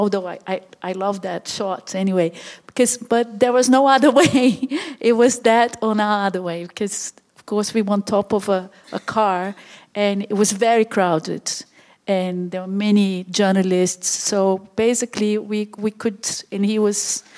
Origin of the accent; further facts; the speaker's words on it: Brasília, Federal District, Brazil; moved away as an adult; also born or lived in London, United Kingdom; now in Netherlands; I'm Brazilian. I was born in Brazil, in Brasilia, this the new capital, and I came to Europe.